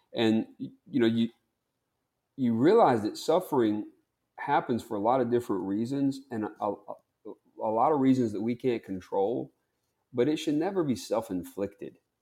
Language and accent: English; Bogue Chitto, Mississippi, United States; I'm from Bogachita, Mississippi